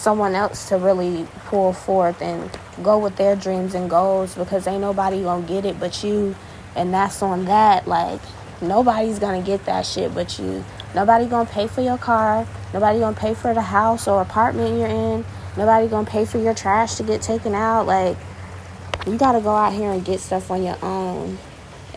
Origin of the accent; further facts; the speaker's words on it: Florida, United States; also born or lived in Virginia; I'm from Florida, so this is where I reside right now